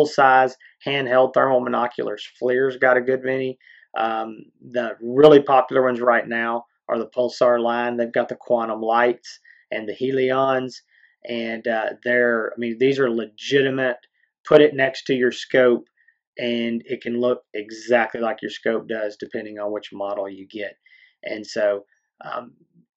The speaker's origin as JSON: {"language": "English", "region": "East Texas", "country": "United States", "said": "We're from East Texas"}